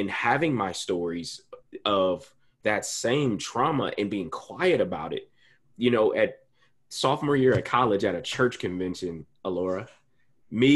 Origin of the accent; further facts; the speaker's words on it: Columbus, Ohio, United States; my hometown, Columbus, Ohio